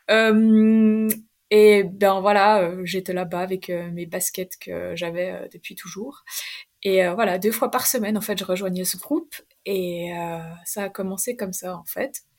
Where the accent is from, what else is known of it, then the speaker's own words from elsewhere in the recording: Romandy, Switzerland; Euh, je viens je de la Suisse, de Suisse romande. j'ai 26 ans et voilà, j'ai fait des études en médecine à Lausanne.